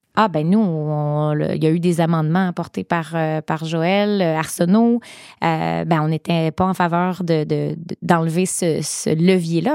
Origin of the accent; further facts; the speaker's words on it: Gaspésie, Quebec, Canada; chez nous en Gaspésie